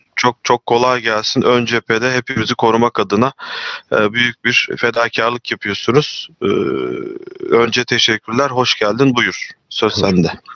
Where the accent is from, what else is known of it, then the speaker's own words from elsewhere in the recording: Çanakkale, Turkey; ben Çanakkale'liyim.